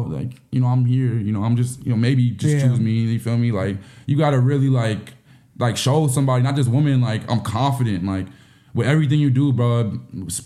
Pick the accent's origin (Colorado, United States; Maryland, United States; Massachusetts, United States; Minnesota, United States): Minnesota, United States; Minneapolis; also born or lived in Burnsville, Minnesota; I'm a kid from Minneapolis, bro. Like, you know, I say Burnsville, but I'm really from Minneapolis.